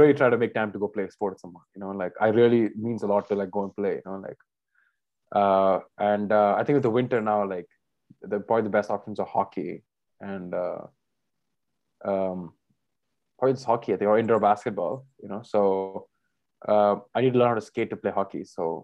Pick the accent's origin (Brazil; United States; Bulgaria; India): India; we're both Indian